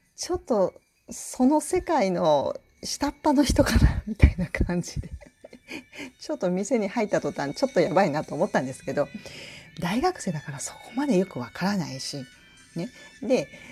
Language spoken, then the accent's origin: Japanese; Tokushima, Japan; moved away as an adult; also born or lived in Tokyo; now in Osaka, Japan; 実家があの徳島で育ったんですね